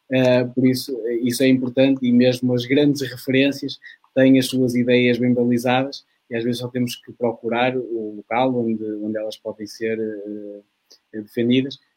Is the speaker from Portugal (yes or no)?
yes; Maia, Norte, Portugal; eu sou da Maia